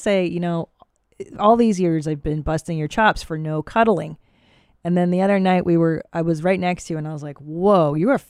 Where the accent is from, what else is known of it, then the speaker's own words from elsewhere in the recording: California, United States; I'm from California